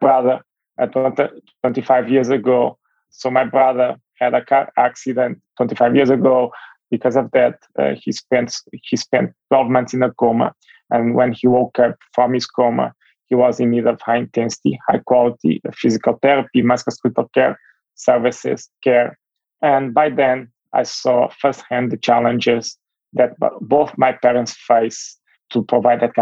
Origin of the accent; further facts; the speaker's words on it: Portugal; moved away as an adult; now in United States; I'm originally from Europe